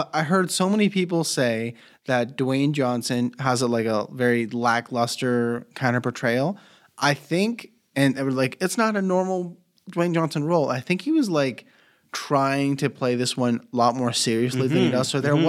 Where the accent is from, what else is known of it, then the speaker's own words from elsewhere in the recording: Mexico; born there; Because I was born in Mexico, right? And I was Mennonite colony.